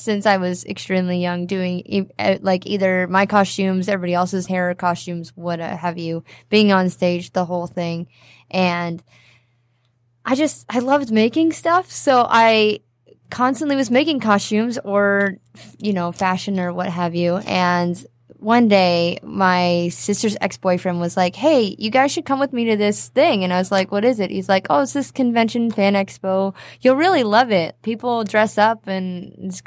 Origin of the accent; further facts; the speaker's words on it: Canada; moved away as an adult; now in United States; I'm Canadian